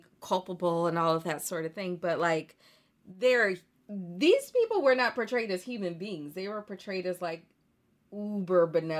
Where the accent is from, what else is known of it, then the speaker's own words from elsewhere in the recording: the American South, United States; as a Southerner